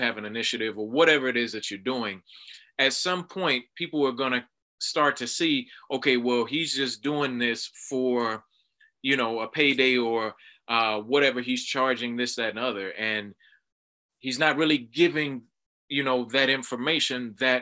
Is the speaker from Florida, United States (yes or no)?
yes; Miami, Florida, United States; growing up in South Florida, Miami, Florida